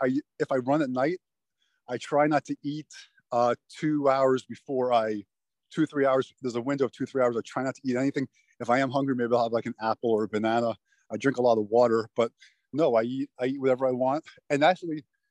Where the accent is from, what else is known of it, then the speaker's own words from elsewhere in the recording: Miami, Florida, United States; I grew up in Miami